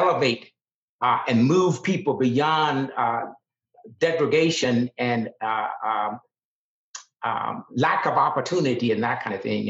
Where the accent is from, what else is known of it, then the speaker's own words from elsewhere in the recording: Deep South, United States; I grew up in the Deep South